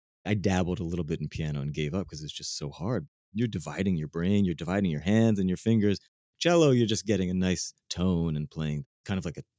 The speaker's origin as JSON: {"language": "English", "town": "Baltimore", "region": "Maryland", "country": "United States", "tie": "born or raised there", "also_born_or_lived": "Brooklyn, New York", "moved": "yes", "lives_now": "New York, United States", "said": "I grew up in Baltimore, Maryland."}